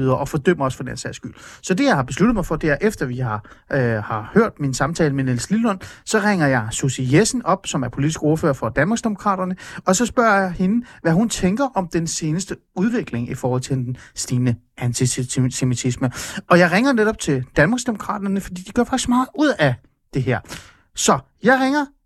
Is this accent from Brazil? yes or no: no; Iran; now in Denmark; jeg er født i Iran